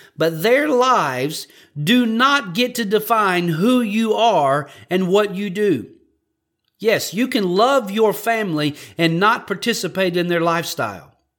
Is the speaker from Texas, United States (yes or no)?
no; Louisiana, United States; I'm from Louisiana